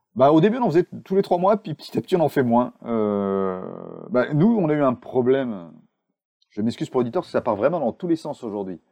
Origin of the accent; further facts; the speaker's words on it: Charente, Nouvelle-Aquitaine, France; moved away as an adult; now in Bordeaux, France; je suis bordelais, mais je suis charentais d'origine. J'ai traversé le monde et fait 100 km pour partir de chez mes parents pour aller à Bordeaux